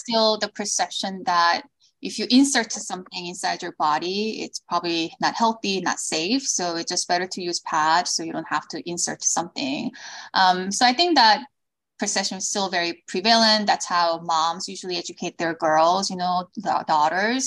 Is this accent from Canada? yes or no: no; South Korea; moved away as an adult; also born or lived in Los Angeles; now in United States; I was born in Korea. I moved to the States when I was in middle school because of my father's job. Then moved back to Korea, went to college there